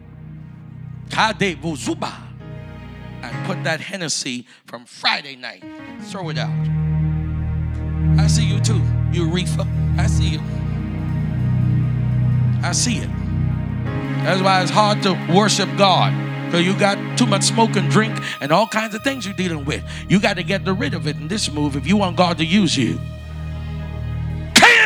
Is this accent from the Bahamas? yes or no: yes; Bahamas; I'm from the Bahamas, but I'm from the old school.